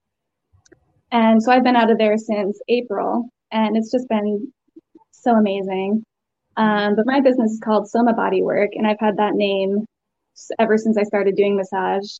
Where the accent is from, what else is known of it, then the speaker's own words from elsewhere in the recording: Connecticut, United States; moved away as an adult; also born or lived in Asheville, North Carolina / Savannah, Georgia; now in North Carolina, United States; I'm from Connecticut originally